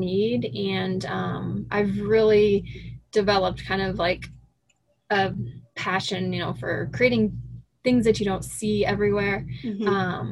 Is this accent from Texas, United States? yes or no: no; Sioux City, Iowa, United States; I grew up in Sioux City in Northwest Iowa, and I stayed there, went to high school, graduated from college there